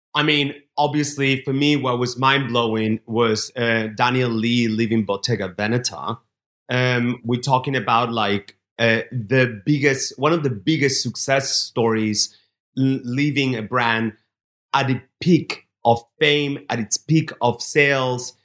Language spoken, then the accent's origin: English; Barcelona, Catalonia, Spain; Barcelona, my hometown where I grew up